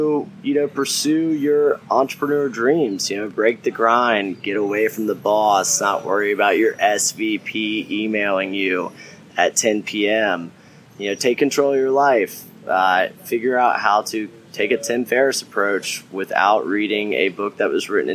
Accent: the South, United States; accent: southern; my southern accent

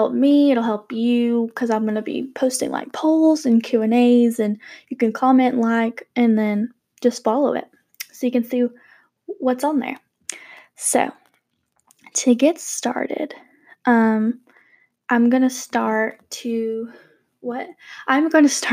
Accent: Georgia, United States; We live in Georgia. I'm actually from Georgia, so we love the Peach State.

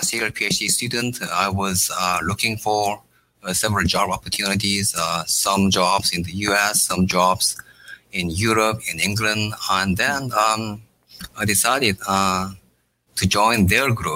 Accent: South Korea; moved away as an adult; also born or lived in Tokyo, Japan; now in United States; I was born in Korea and raised in Korea

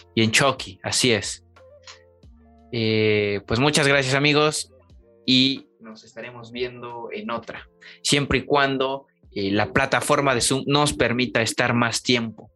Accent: Mexico; como mexicanos

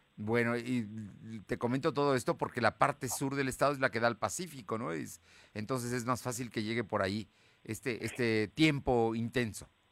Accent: Puebla, Mexico; soy poblano, aquí he vivido siempre

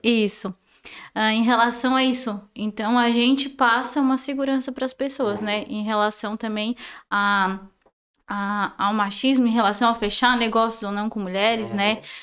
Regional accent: Sombrio, Santa Catarina, Brazil; also born or lived in Balneário Gaivota; Nasci, cresci em Sombrio, Balneário Gaivota

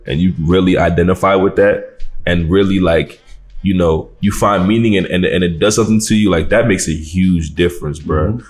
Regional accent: Nigeria; being Nigerian

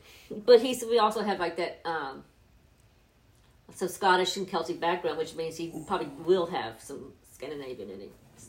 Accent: Southwest Louisiana, United States; I'm from Southwest Louisiana.

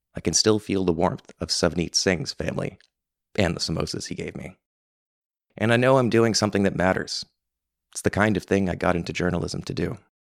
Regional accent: Summerside, Prince Edward Island, Canada; I grew up in Summerside and certainly noticed how little diversity there was.

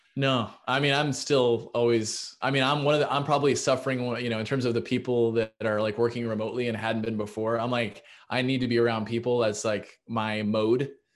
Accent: Kansas City, Missouri, United States; moved away as an adult; also born or lived in Iowa / Chicago; I'm from Kansas City, Missouri

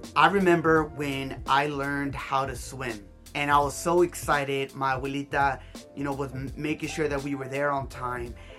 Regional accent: Hawthorne, California, United States; I grew up here in South Bay, California, specifically in Hawthorne, California

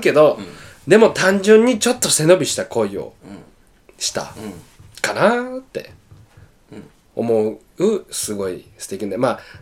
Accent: Osaka, Japan; 大阪から来ましたみたいな

